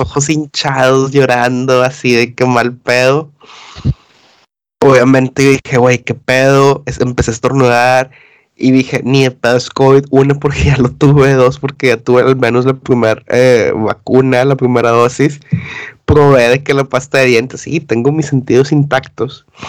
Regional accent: Mexico; now in United Kingdom; los mexicanos somos malinchistas

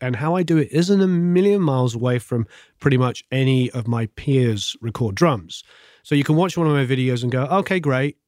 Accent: England, United Kingdom; now in Los Angeles, United States; Growing up in England

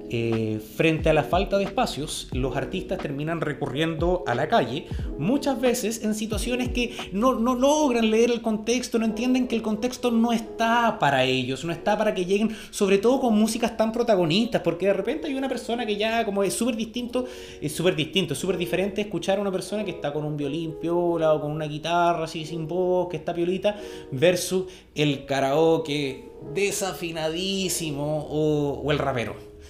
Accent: Chile

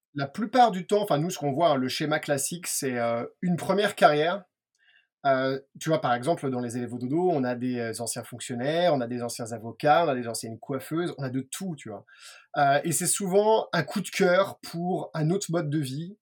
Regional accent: France; on est français

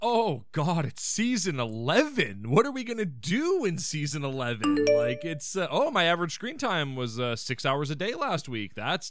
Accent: Canada; We're not Haitian. We're Canadian.

